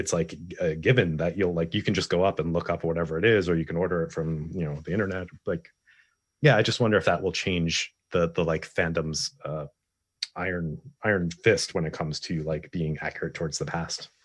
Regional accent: East Coast, United States; moved away; I'm originally from the East Coast

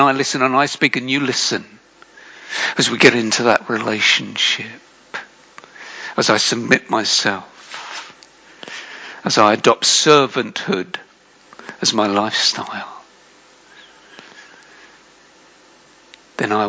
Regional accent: United Kingdom; I'm British.

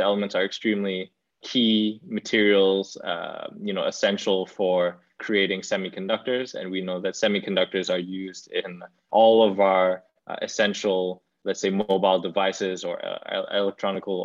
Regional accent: Cambodia; moved away; also born or lived in Singapore; my home country in Cambodia

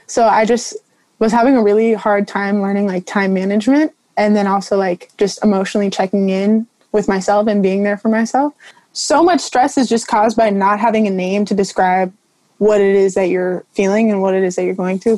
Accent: Morro Bay, California, United States; I'm from Morro Bay, California

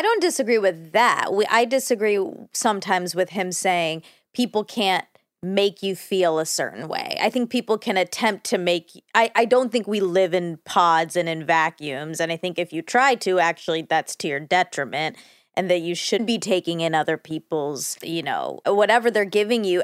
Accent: Duluth, Georgia, United States; I'm from Duluth

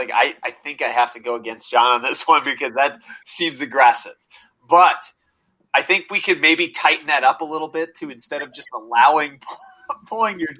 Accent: Iowa, United States; I grew up in Iowa

